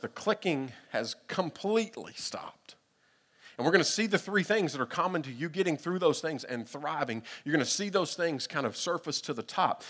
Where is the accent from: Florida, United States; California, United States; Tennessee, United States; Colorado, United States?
Tennessee, United States; Middle; growing up in Middle Tennessee